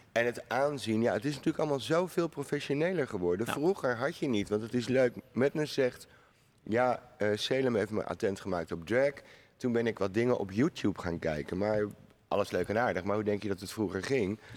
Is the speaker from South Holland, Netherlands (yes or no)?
yes; The Hague, South Holland, Netherlands; ik woon niet in Amsterdam, natuurlijk. Ik kom uit Den Haag